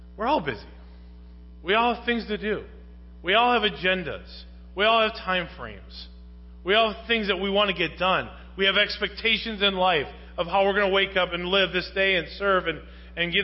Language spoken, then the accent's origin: English; United States; I'm American